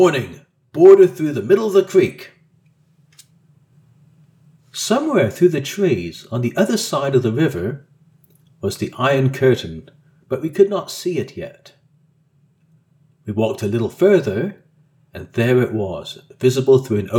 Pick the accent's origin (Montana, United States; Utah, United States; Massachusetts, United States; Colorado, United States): Colorado, United States; Growing up in Colorado during the 70s and early 80s, far away from any international boundaries